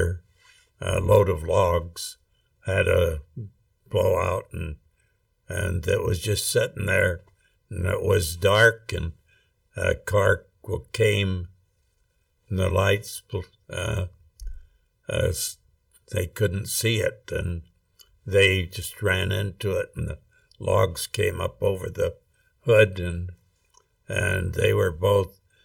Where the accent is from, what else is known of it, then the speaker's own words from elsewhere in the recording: Rexburg, Idaho, United States; I grew up in Rexburg, Idaho, actually out in Hibbard, which is 4 miles out of Rexburg.